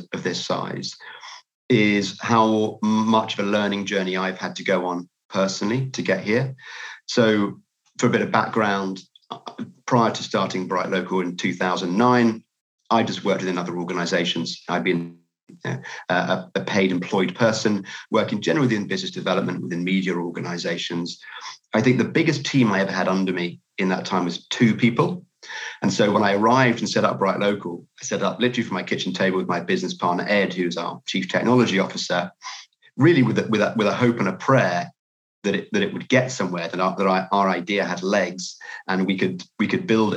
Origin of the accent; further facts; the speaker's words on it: United Kingdom; I'm from the UK from my accent